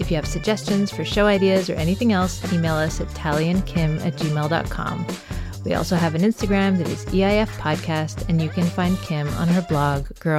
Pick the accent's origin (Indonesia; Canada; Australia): Canada; I come from Canada